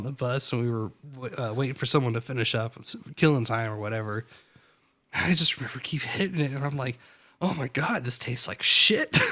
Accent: East Coast, United States; I always like the diesels. I'm from East Coast

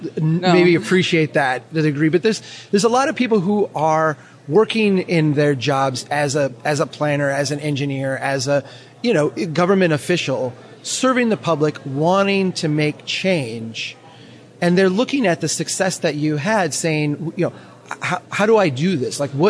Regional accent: Minnesota, United States; I'm a Minnesotan

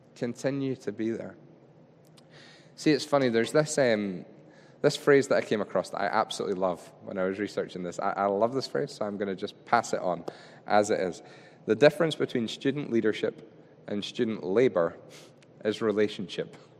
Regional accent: Scotland, United Kingdom; we're Scottish

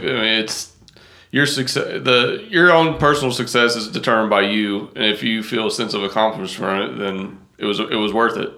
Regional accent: Wilmore, Kentucky, United States; now in Western New York, United States; I'm originally from Wilmore, Kentucky. And that's yeah. where we're moving back

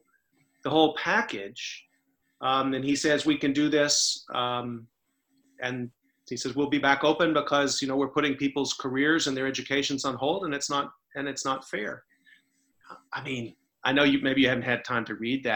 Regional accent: Texas, United States; that's as my home state

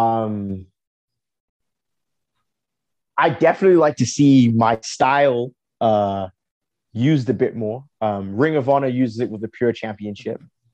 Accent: England, United Kingdom; now in Canada; I was born in England

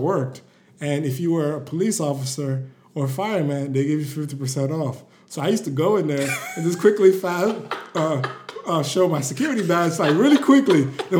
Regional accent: Nigeria; And I also felt like being Nigerian, just being African, and we could kind of joke about this, talk about this too.

